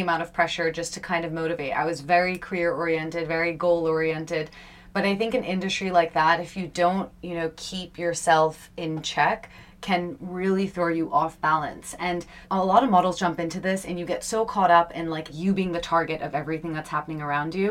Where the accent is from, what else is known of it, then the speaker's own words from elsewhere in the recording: Long Island, New York, United States; moved away; also born or lived in India; I was born and brought up in New York, and I I grew up on Long Island